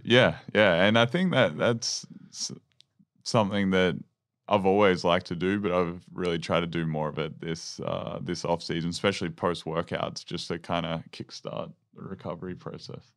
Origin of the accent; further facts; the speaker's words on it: Maryborough, Victoria, Australia; growing up in Maryborough